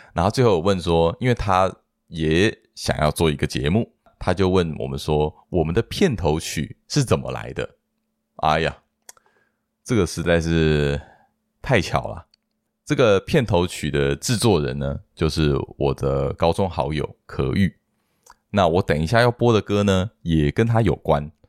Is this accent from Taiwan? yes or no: yes; Hsinchu, Taiwan; moved away; 我是在新竹长大的